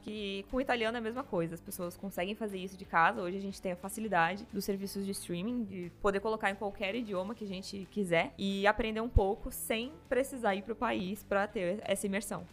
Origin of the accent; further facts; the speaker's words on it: Brazil; Nunca, nunca saí do Brasil